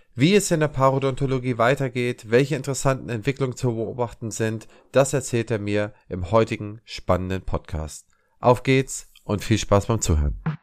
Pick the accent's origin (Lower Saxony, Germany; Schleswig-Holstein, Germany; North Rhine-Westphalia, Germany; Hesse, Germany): Schleswig-Holstein, Germany; also born or lived in Eckernförde; Ich bin ja selber Holsteiner